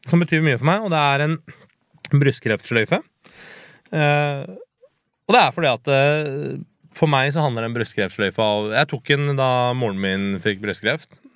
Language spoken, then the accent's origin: Norwegian; Hakadal, Akershus, Norway; Altså, jeg har vokst opp i Hakadal som liksom litt mørkebrun Nei, ikke mørkebrun, brun type. Jeg var jo han utlendingen i, i bygda ikke sant? da jeg vokste opp, jeg og et par andre kompiser.